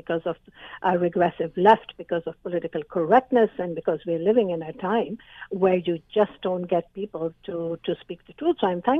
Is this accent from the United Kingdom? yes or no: no; Canada; But in the public, in the mainstream, I am a Canadian.